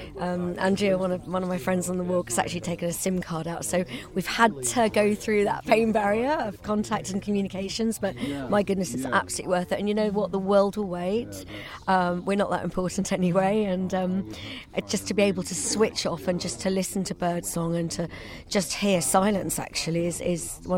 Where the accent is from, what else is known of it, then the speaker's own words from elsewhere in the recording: Chiswick, London, United Kingdom; I'm from originally Scottish, actually, but I'm from Chiswick.